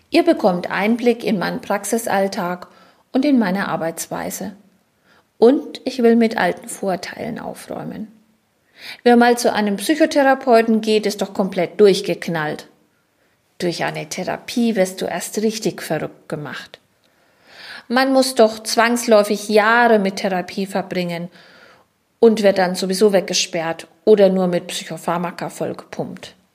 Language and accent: German; Schweinfurt, Bavaria, Germany; Ich bin in Schweinfurt-Unterfranken geboren und als Kaufmannstochter aufgewachsen. Ich bin verheiratet, wir haben zwei erwachsene Kinder und wir leben und arbeiten in Schweinfurt.